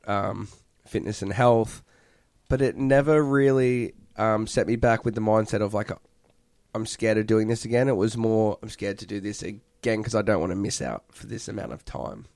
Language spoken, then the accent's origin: English; Perth, Western Australia, Australia; now in United States; Perth, Western Australia.